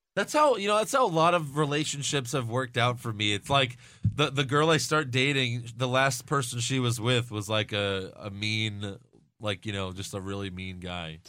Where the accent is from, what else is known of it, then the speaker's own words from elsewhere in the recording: New York, United States; I'm from New York